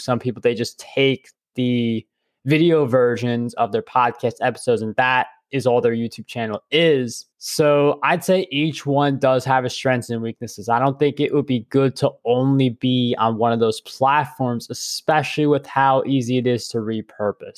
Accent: New York, United States; I'm a New Yorker

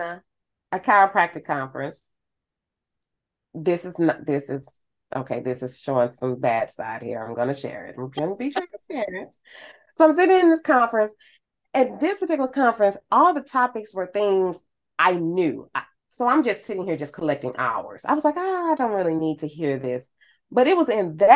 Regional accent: St. Louis, Missouri, United States; I'm from St. Louis

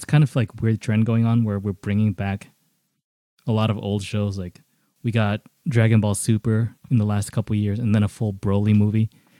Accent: New York City, New York, United States; I grew up in the Bronx

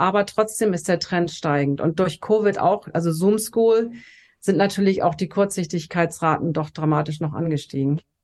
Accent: Hamburg, Germany; moved away as an adult; now in Los Angeles, United States; Also ich bin tatsächlich in Hamburg geboren, wo ich jetzt auch gerade bin und bin dann mit Anfang 30 nach Los Angeles ausgewandert

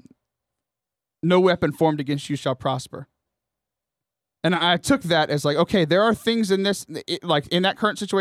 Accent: Houston, Texas, United States; I grew up in the Diocese of Galveston, Houston

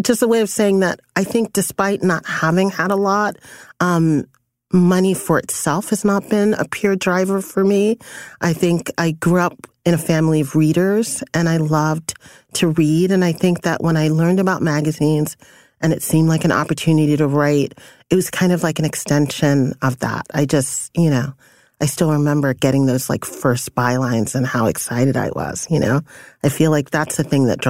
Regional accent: New York City, New York, United States; also born or lived in Panama; I was born in Panama. My parents are, I'm first generation. My parents were immigrants. I grew up in Brooklyn

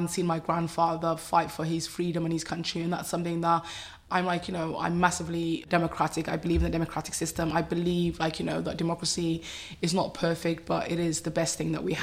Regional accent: Cardiff, Wales, United Kingdom; also born or lived in Somaliland; growing up in Cardiff was really interesting

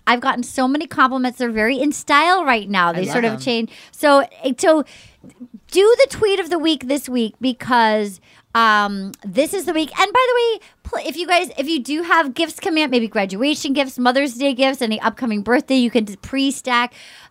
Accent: Rhode Island, United States; And so they know I'm from Rhode Island. They know I love Rhode Island

